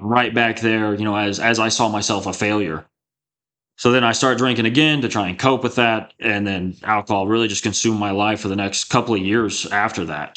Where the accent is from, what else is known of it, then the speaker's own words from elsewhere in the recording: Texas Panhandle, United States; I grew up in the Texas Panhandle in a really small town, uh, two thousand people